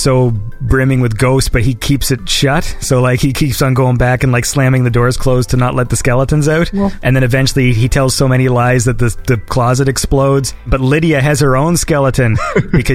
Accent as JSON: {"language": "English", "country": "Canada", "also_born_or_lived": "Toronto", "said": "I'm Canadian."}